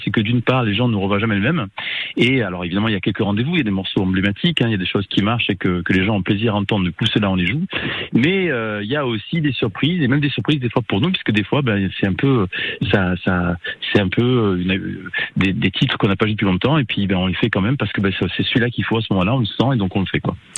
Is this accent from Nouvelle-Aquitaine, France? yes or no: no; Avignon, Provence-Alpes-Côte d'Azur, France; je suis d'origine d'Avignon